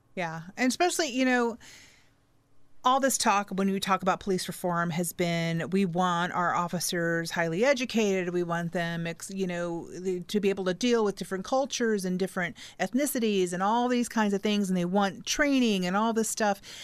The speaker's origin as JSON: {"language": "English", "town": "Fort Wayne", "region": "Indiana", "country": "United States", "tie": "born or raised there", "said": "parents moved here. They love this community. We stayed. I stayed. I didn't move"}